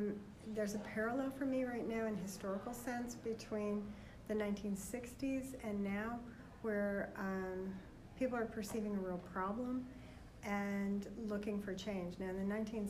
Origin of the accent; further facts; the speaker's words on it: New York City, New York, United States; I grew up on Staten Island, New York